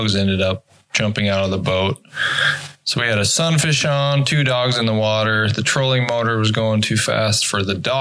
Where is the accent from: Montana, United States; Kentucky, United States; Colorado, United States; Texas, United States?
Montana, United States; moved away as an adult; now in St. Paul, United States; I grew up in Montana, fourth generation Montanan. Lived in Montana for 38 years of my life